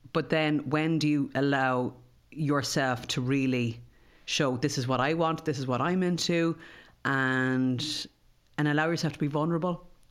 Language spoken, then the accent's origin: English; Ireland; us as Irish people